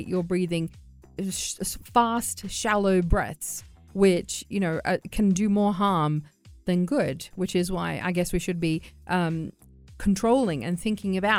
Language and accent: English; Australia; I'm from Australia